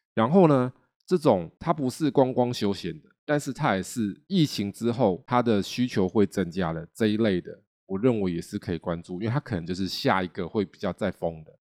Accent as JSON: {"language": "Chinese", "country": "Taiwan", "said": "我们台湾人好像也是团员"}